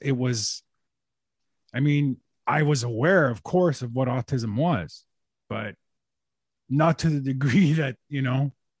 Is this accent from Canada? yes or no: yes; Montreal, Quebec, Canada; So, I was born and bred in Montreal.